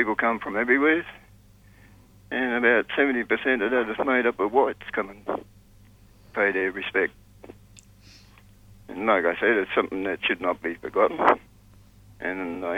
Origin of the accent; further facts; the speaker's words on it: Sydney, New South Wales, Australia; Growing up in Sydney